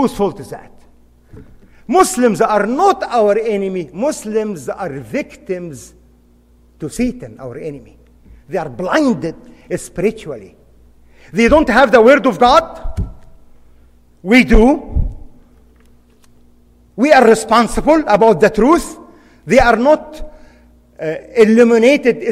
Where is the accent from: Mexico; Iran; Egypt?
Egypt; moved away as an adult; now in United States; I was born and raised in Egypt, practiced law as a defense lawyer in my father's